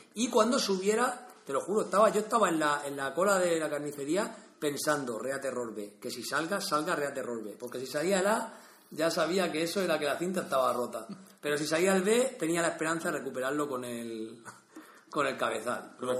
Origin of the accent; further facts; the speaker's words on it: Vega Baja, Valencian Community, Spain; soy de la Vega Baja